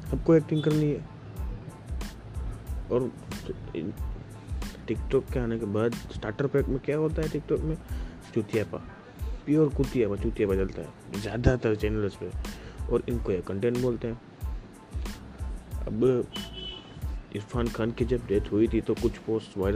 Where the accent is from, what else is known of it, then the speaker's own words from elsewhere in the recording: Gujarat, India; basically मैं गुजरात से हूँ तो गुजरात में इन लोगों ने सिस्टम डाला हुआ है